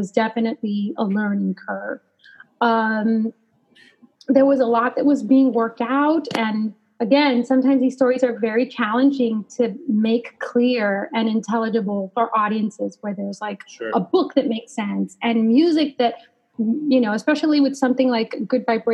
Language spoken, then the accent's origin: English; Los Angeles, California, United States; moved away; I grew up in Los Angeles.